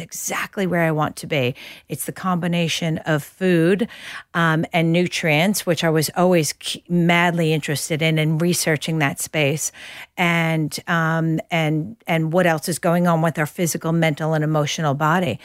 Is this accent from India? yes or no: no; New York, United States; moved away as an adult; now in Australia; I'm a New Yorker